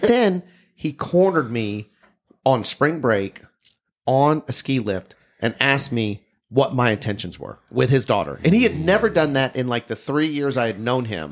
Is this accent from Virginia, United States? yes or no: no; Texas, United States; I'm from Texas.